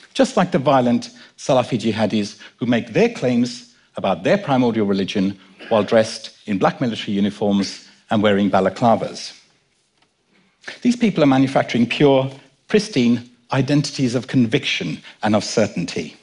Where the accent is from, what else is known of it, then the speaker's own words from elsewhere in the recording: London, United Kingdom; also born or lived in Kenya; My dad and I were born in Kenya, and I was brought up in London